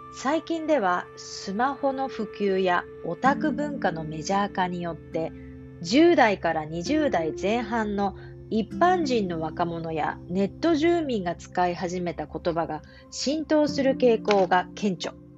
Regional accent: Japan; accent: standard Japanese (hyōjungo); 私は日本語で標準語なんです

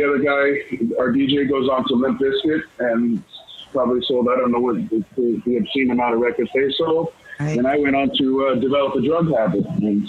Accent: Los Angeles, California, United States; moved away as an adult; also born or lived in Brooklyn, New York / Staten Island, New York; now in Tulsa, United States; I was born in New York, raised in Los Angeles. I would go back every summer to New Jersey.

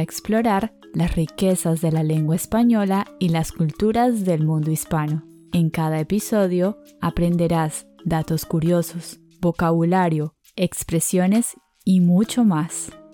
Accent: Colombia; Somos dos profes colombianos

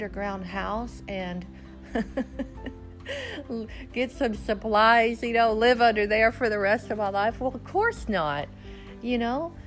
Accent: Texas Hill Country, United States; I had grown up in America as an American girl, Texas girl, growing up out in the hill country in a little bitty small school

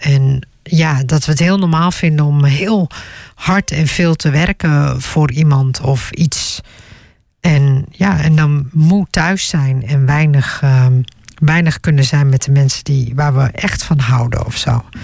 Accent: Netherlands; ook al ben ik in Nederland geboren

